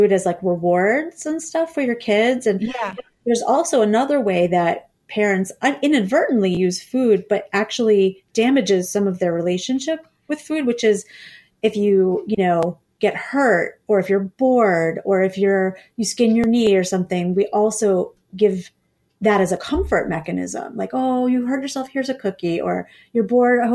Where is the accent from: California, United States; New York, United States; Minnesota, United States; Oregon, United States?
New York, United States; Scarsdale; That's where I'm from. I'm from Scarsdale.